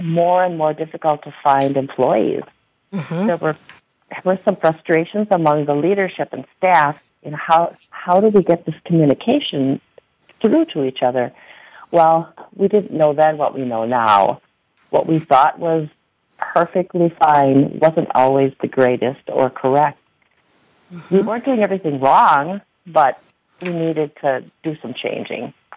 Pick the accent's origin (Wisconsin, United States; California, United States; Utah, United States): Wisconsin, United States; Kiel; my hometown of Kiel, Wisconsin